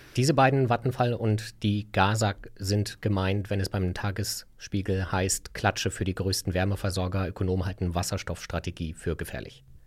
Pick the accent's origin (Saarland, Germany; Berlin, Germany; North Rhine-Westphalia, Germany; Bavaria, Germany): Berlin, Germany; ich als Berliner